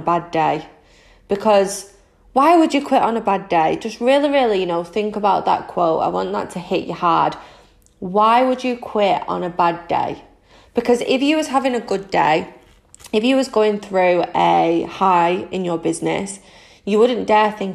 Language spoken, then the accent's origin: English; Manchester, North West England, United Kingdom; I am 25 from Manchester in the UK